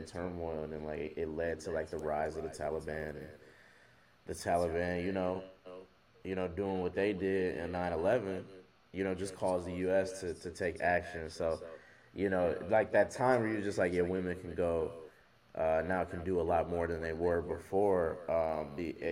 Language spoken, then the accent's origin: English; United States; we're American